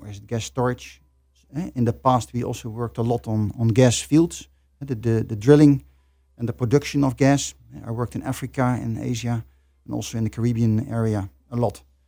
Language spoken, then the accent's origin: English; Netherlands; I'm from the Netherlands.